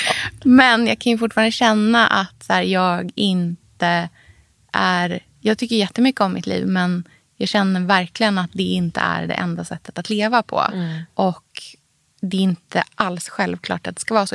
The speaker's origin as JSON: {"language": "Swedish", "town": "Norrköping", "region": "Östergötland", "country": "Sweden", "tie": "born or raised there", "said": "det livet som jag hade hemma i Norrköping"}